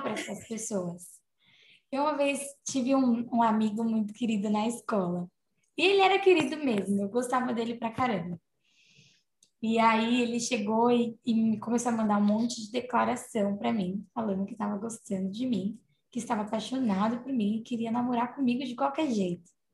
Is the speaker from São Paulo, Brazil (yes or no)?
yes; Santo André, São Paulo, Brazil; eu sou de Santo André